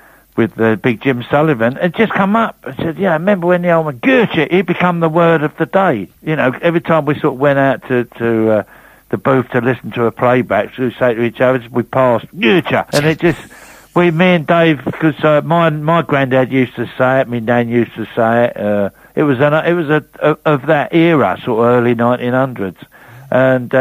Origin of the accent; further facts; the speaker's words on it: London, United Kingdom; accent: Rockney